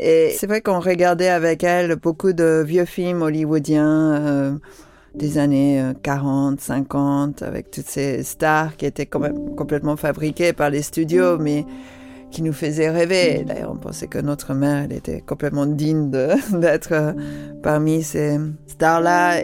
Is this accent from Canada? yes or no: no; London, United Kingdom; moved away; j'ai grandi à Londres, c'était quoi, les années 70